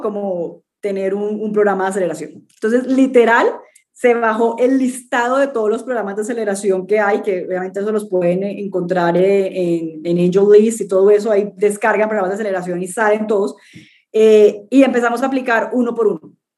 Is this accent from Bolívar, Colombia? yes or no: yes; Cartagena, Bolívar, Colombia; also born or lived in London / United States / Peru; yo soy colombiana, nací en, en Cartagena, en Colombia. Eh, he vivido casi toda mi vida